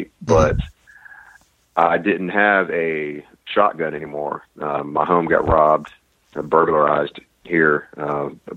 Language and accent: English; Florida, United States; also born or lived in Chicago / Washington State; now in Washington, United States; I'm originally from Florida